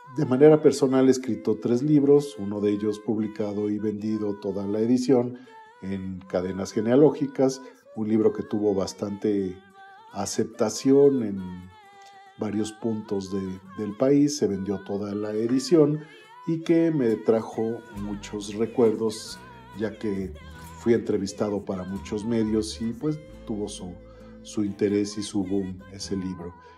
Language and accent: Spanish; Toluca, State of Mexico, Mexico; Básicamente yo nací en la ciudad de Toluca, en el Estado de México